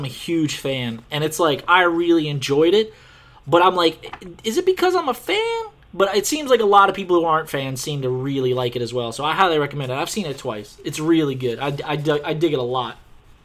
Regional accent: Louisiana, United States; we're from Louisiana

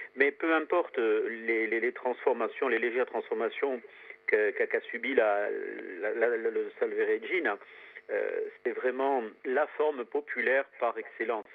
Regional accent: Corsica, France; chez nous en Corse

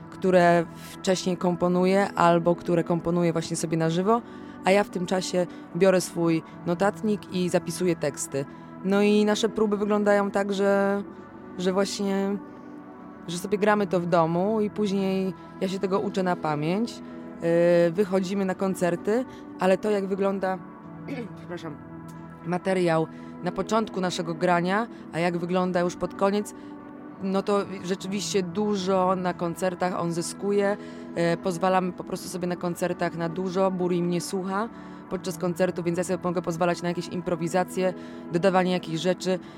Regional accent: Gniezno, Greater Poland, Poland; jesteśmy z Gniezna, żyjemy w Gnieźnie, mieszkamy w bloku na samej górze

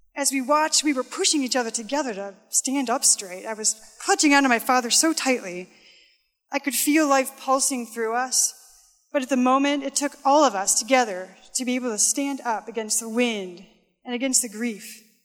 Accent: Midwest, United States; I'm from the Midwest

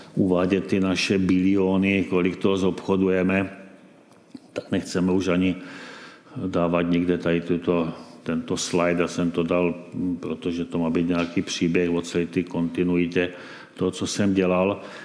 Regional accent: Czechia; jsme prostě Češi

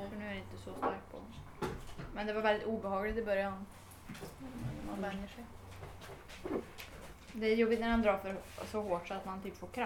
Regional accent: Torsby, Värmland, Sweden; Jag är en skidtjej från Torsby

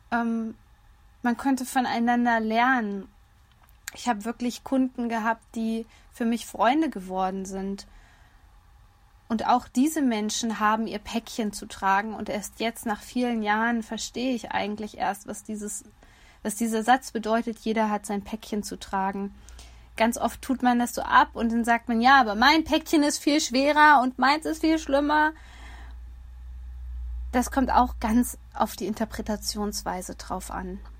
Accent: Hesse, Germany; Hier in meiner Heimat in Nordhessen sagt man übrigens auch, es hat alles seine Vor- und Nachteile.

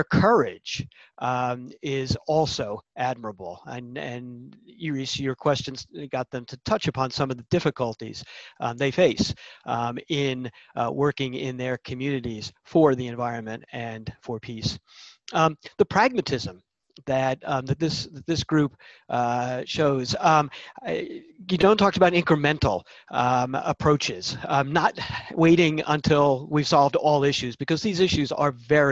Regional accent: United States; as an American

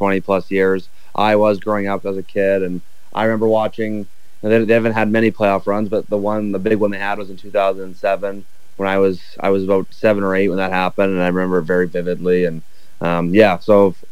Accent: Prince George, British Columbia, Canada; also born or lived in Burnaby, British Columbia; I'm actually from Prince George, so nice to be home.

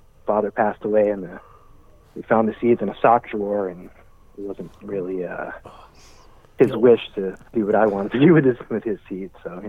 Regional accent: New England, United States; also born or lived in South Florida; I'm from New England originally, but I grew up back and forth between New England and South Florida. From my parents' work kind of brought us back and forth every couple of years.

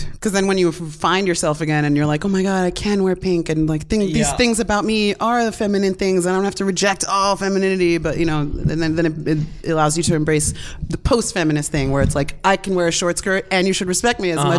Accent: New York, United States; I'm from New York, New York, baby.

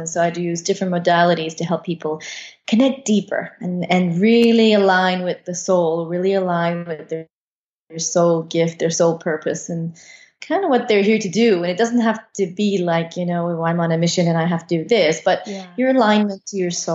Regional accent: Canada; moved away as an adult; now in Costa Rica; We're originally from Canada.

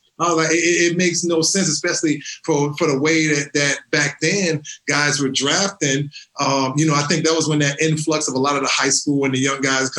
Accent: St. Louis, Missouri, United States; I'm from St. Louis.

